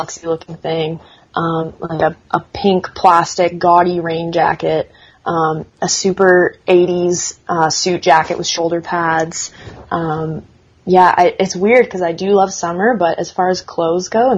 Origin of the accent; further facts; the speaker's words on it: Canada; being Canadian